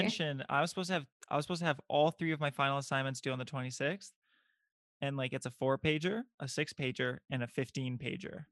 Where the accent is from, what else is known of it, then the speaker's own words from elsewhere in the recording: Bulgaria; I'm from Bulgaria